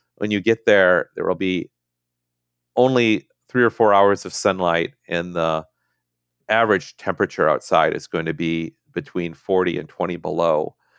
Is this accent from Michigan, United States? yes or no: no; Minnesota, United States; moved away; I'm from Minnesota